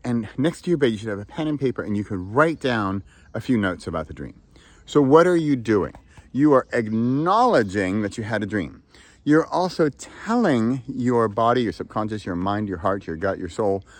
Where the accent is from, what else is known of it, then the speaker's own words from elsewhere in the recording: San Francisco, California, United States; I'm from San Francisco.